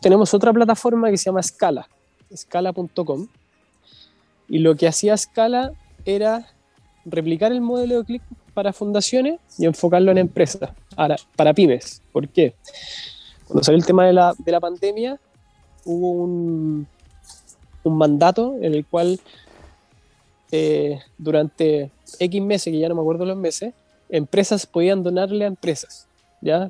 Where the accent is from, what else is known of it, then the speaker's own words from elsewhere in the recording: Viña del Mar, Valparaíso, Chile; Somos nosotros somos de Viña. Estamos acá en, en Viña del Mar